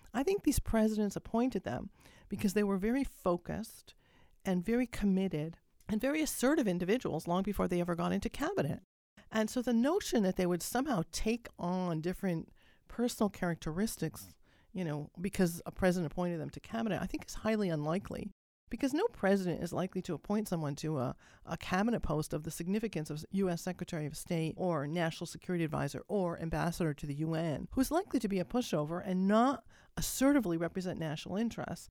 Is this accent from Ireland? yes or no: no; Canada; as a Canadian am I living north of the U S